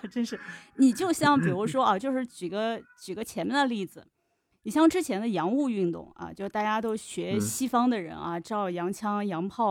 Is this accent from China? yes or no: yes; China; 我们不是说我们中国人不聪明，